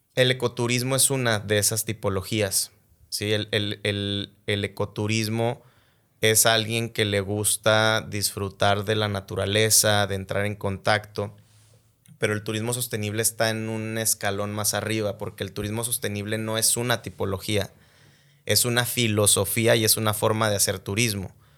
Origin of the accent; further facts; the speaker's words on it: Mexico; como mexicanos tenemos un orgullo